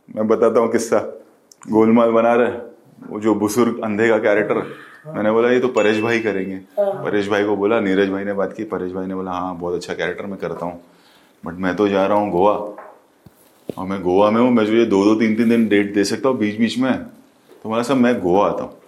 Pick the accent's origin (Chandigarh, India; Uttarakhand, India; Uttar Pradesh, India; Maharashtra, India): Maharashtra, India; Mumbai; born or raised there